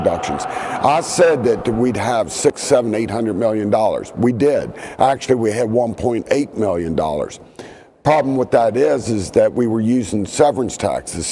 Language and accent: English; Eastern Panhandle, West Virginia, United States; I'm from the Eastern Panhandle